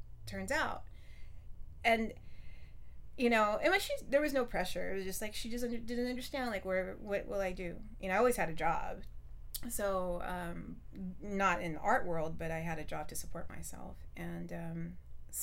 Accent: San Jose, California, United States; I was born and raised in San Jose. Very proud to be a San Josean.

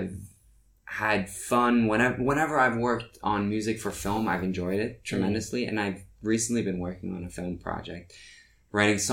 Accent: Norway; English is a second language; moved away as an adult; also born or lived in New York, United States; now in Los Angeles, United States; I grew up in Norway, so I've had my share of winter there

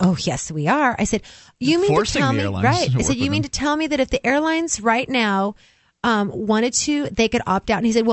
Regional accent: New Hampshire, United States; I am from New Hampshire.

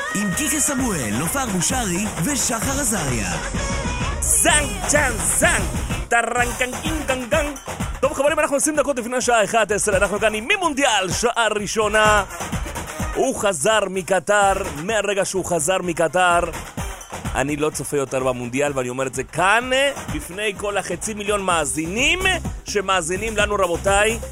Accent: Uruguay; now in Israel; אני מאורוגוואי

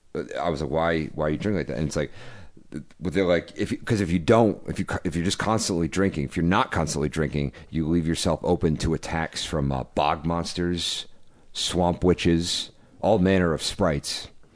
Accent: Providence, Rhode Island, United States; moved away; It made me feel homesick for my hometown of Providence, Rhode Island.

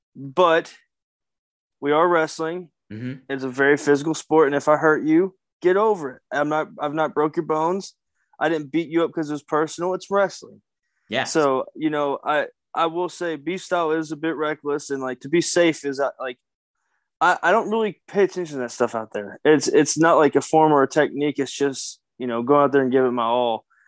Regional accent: Kentucky, United States; I'm a Kentucky boy. I'm from the South

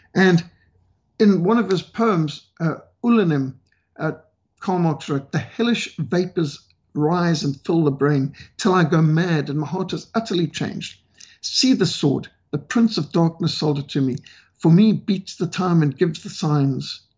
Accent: Zimbabwe; my home country of Rhodesia

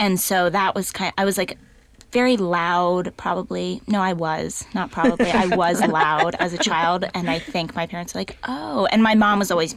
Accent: Atlanta, Georgia, United States; now in New York City, United States; I am from Atlanta, Georgia, and I'm an actor

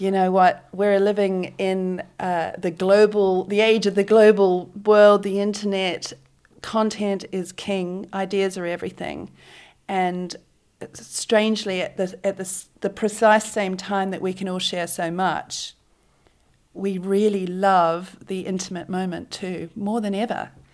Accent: Auckland, New Zealand; moved away as an adult; also born or lived in South Island, New Zealand; now in Sydney, Australia; I grew up and did most of my high school education in Auckland

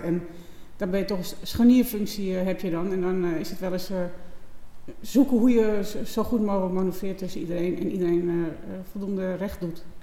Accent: Texel, North Holland, Netherlands; Ik ben geboren op Texel

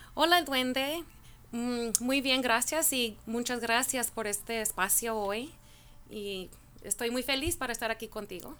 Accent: Norwalk, California, United States; Yo soy de, Norwalk, California, aquí estoy en local

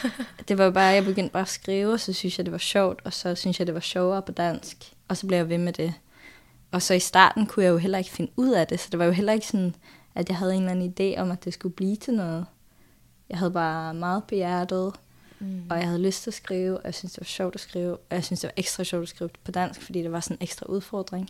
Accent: Norway; Danish is a second language; moved away; jeg er jo nordmand, sådan at øh, der kommer jo bare en masse norske ord og vendinger og sådan noget ind i teksten

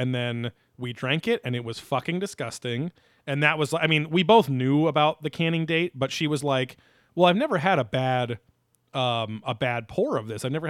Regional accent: Pennsylvania, United States; I'm from the Valley of the Poconos.

